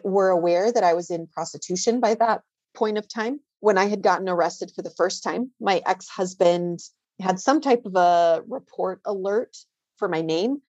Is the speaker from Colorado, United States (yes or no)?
yes; Greeley, Colorado, United States; moved away as an adult; also born or lived in Denver, Colorado; I was born and raised in Greeley, Colorado